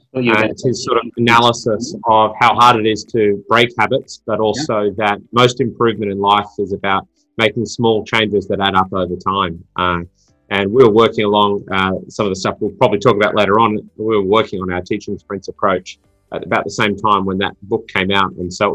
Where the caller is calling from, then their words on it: Sydney, New South Wales, Australia; And …, coming in from home in beautiful Sydney, Australia, just a little bit better than Melbourne, and yeah, having a good day so far.